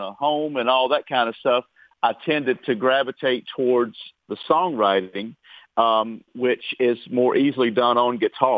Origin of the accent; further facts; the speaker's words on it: Mechanicsville, Virginia, United States; now in Nashville, United States; growing up in the family band in Virginia.